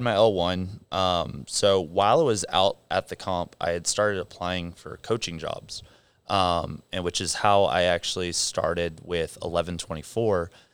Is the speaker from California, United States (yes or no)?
yes; San Clemente, California, United States; moved away; also born or lived in Philippines / Egypt / South Africa; I grew up in San Clemente, California. Um, lived out there for sixteen years